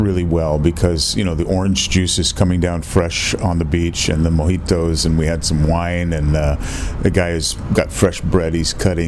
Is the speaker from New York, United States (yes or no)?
no; Northern California, United States; I'm from Northern California